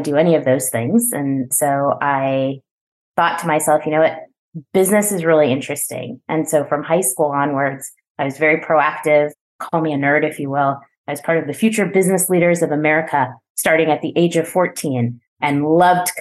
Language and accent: English; New Jersey, United States; I am born and raised in New Jersey, which is where I live today